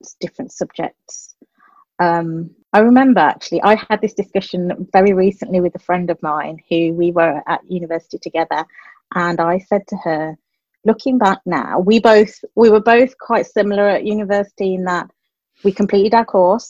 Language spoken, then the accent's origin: English; Dudley, West Midlands, United Kingdom; also born or lived in London; I was brought up in a little town called Dudley in the West Midlands in the UK, and that is actually where I currently live